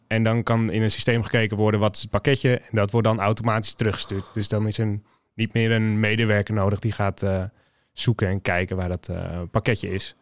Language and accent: Dutch; Limmen, North Holland, Netherlands; moved away as an adult; also born or lived in Alkmaar; now in Amsterdam, Netherlands; geboren in Alkmaar, eh, nu woonachtend in Amsterdam. Opgegroeid in de omgeving Hello Limmen